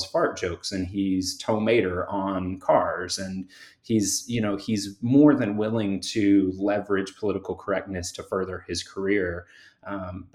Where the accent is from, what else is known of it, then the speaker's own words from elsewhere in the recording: Central Florida, United States; I grew up in Central Florida in the 90s